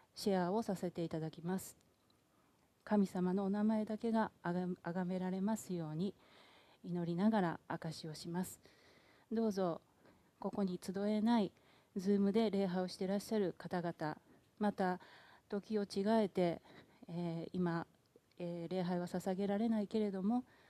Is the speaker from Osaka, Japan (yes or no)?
yes; Yao, Osaka, Japan; accent: Kawachi dialect; moved away; 私は大阪府で生まれ結婚まで八尾市で過ごしました